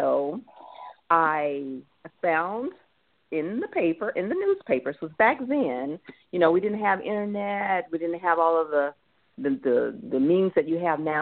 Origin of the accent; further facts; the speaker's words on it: Mississippi, United States; moved away as an adult; now in Des Moines, United States; I grew up in Mississippi in the country, poor